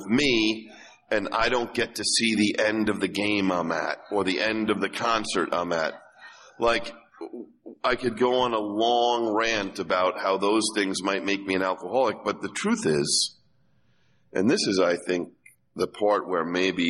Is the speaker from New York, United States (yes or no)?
yes; New York, United States; I'm a kid from Irish Catholic New York who went to public school